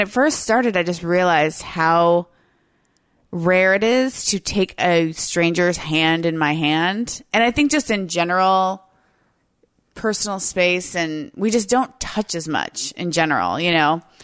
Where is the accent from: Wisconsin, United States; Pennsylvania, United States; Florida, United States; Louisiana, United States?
Florida, United States; now in Seattle, United States; I'm from the South, I'm from Florida